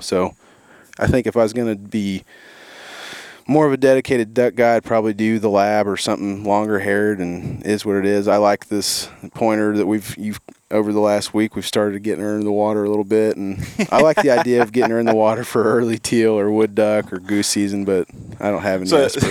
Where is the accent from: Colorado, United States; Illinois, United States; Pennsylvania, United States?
Illinois, United States; Southern Illinois or Central; I grew up in Southern Illinois or Central Illinois, depending on who you talk to or whose side you're on, I guess.